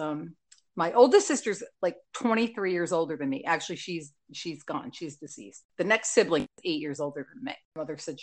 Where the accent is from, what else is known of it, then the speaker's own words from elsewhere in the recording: New Jersey, United States; accent: NJ; my whole life, I'm from Jersey.